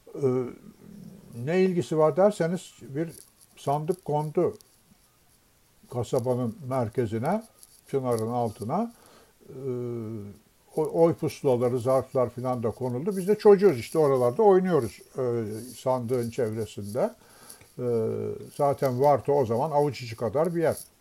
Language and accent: Turkish; Istanbul, Turkey; biz Beşiktaş'ta oturuyorduk